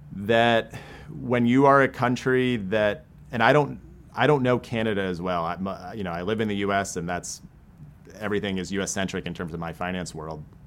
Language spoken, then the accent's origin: English; Maine, United States; now in St. Louis, United States; I grew up in Maine.